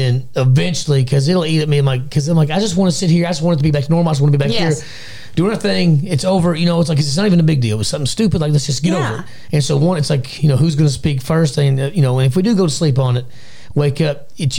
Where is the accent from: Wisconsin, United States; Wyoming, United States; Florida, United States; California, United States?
Wisconsin, United States; It was always the Brewers, you know, because I grew up in Wisconsin for a little while, you know.